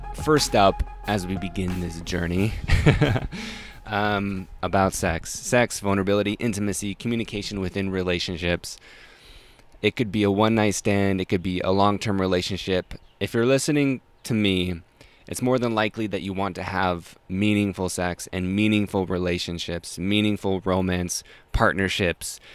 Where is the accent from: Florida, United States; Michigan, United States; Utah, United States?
Utah, United States; Salt Lake City; I grew up in Salt Lake City, Utah.